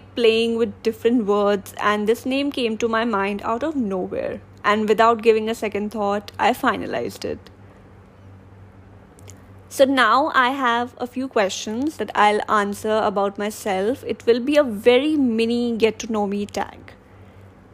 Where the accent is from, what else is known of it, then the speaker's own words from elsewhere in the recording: Delhi, India; I am from Delhi and I'm 24 years old.